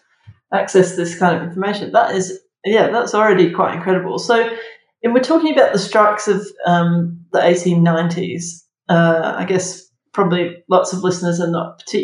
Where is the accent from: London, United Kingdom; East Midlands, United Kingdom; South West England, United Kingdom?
South West England, United Kingdom; Somerset; when I was growing up in Somerset, sort of half on a farm that had sheep